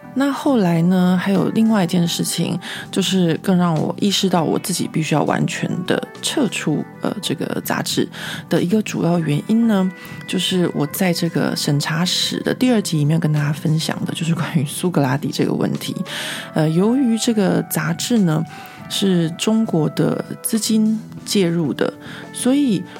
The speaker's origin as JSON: {"language": "Chinese", "country": "Taiwan", "moved": "yes", "lives_now": "Paris, France", "said": "我这个台湾人"}